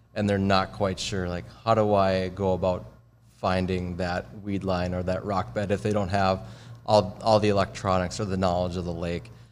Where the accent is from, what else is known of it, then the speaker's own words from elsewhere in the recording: Minnesota, United States; I'm more of a fisherman growing up in Minnesota